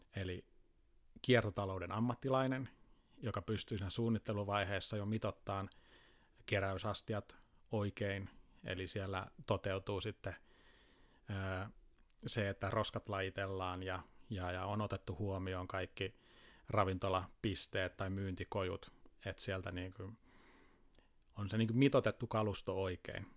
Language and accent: Finnish; Tampere, Pirkanmaa, Finland; now in Helsinki, Finland; alkujaan tulen Tampereelta ja nyt tämä reilut kymmenen vuotta vaikuttanut sitten Helsingissä